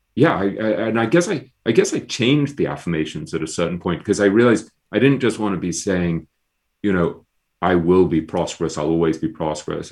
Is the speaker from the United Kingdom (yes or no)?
yes; England, United Kingdom; I'm an English intellectual snob by, by, by training and nature